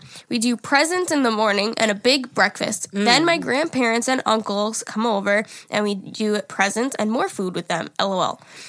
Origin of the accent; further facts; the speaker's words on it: Minnesota, United States; Hey, girls. … I'm from Minnesota. I sent in an email before for the Thanksgiving episode, and y'all were trying to do a Minnesotan accent.